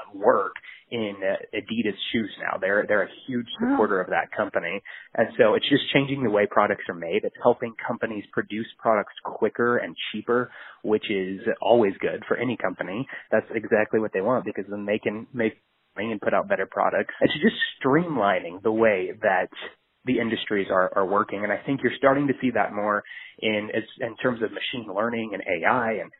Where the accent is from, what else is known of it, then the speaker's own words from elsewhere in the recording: Kansas City, United States; I'm from Kansas City originally